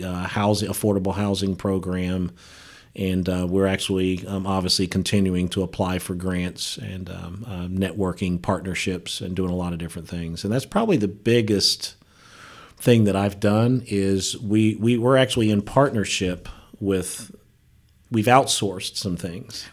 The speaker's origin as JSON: {"language": "English", "town": "Dayton", "region": "Ohio", "country": "United States", "tie": "born or raised there", "also_born_or_lived": "West Virginia", "moved": "yes", "said": "I grew up in Dayton, Ohio"}